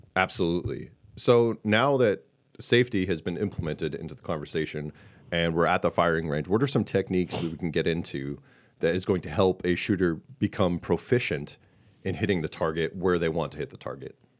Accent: Massachusetts, United States; I come from Massachusetts

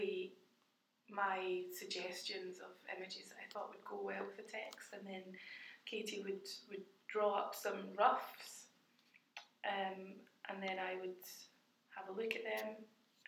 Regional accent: Glasgow, Scotland, United Kingdom; moved away as an adult; also born or lived in Dundee / Birmingham; I'm a Glasgow girl.

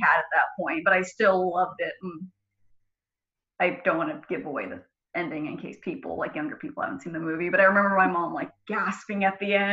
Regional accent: Sacramento, California, United States; also born or lived in Chico; I was born in Sacramento, and I've lived in the Sacramento area pretty much my whole life

